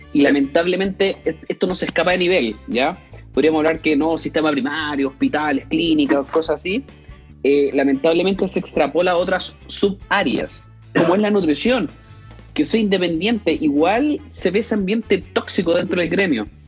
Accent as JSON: {"language": "Spanish", "town": "Concepción", "region": "Biobío", "country": "Chile", "said": "Yo soy de Concepción"}